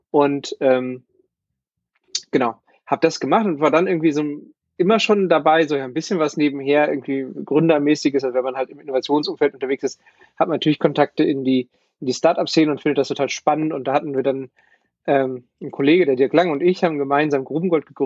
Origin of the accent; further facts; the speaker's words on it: Bochum, North Rhine-Westphalia, Germany; ich bin Bochumer und habe eigentlich mein ganzes Leben hier im Ruhrgebiet mit so ein paar Stationen außerhalb, aber eigentlich hier verbracht.